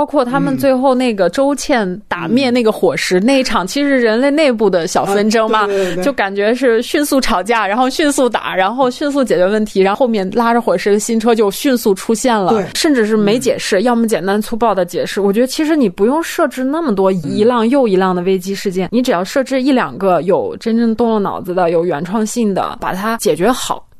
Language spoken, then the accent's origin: Chinese; China; 这次我并不会因为我也是中国人，就觉得这么表达就是一件非常。